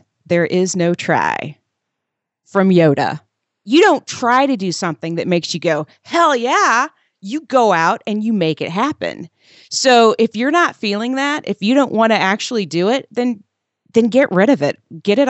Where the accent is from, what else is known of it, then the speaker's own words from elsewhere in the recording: Indiana, United States; I grew up in Southern Indiana and was encouraged at an early age to, you know, take piano lessons and play sports